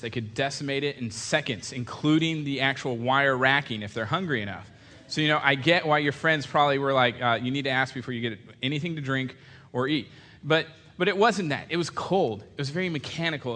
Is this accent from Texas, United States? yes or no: no; California, United States; we're from California, so it's you guys